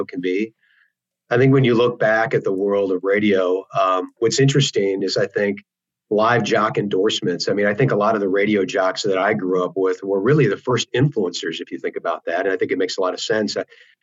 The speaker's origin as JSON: {"language": "English", "region": "Wisconsin", "country": "United States", "tie": "born or raised there", "said": "growing up in Wisconsin"}